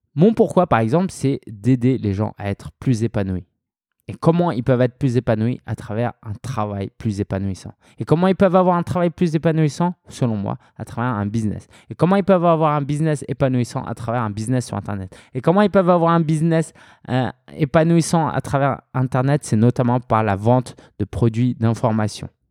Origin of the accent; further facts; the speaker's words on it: France; je suis français, je suis né en France, d'origine chinoise, mes parents étaient chinois.